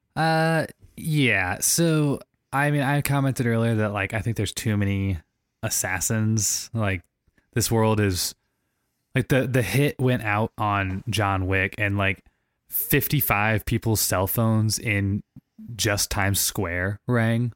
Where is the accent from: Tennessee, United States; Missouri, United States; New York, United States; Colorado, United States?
Missouri, United States; St. Louis; I grew up in Saint Louis, Missouri, playing ice hockey my whole life